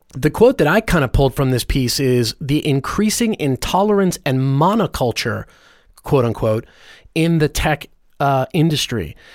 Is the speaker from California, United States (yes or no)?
yes; Los Angeles, California, United States; as a Christian, like, g, g, growing up in Hollywood